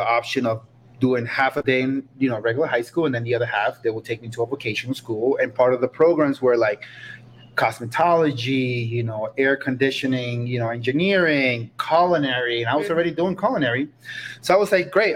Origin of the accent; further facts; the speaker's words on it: New York, United States; moved away as an adult; also born or lived in Costa Rica; now in Aspen, United States; I grew up in New York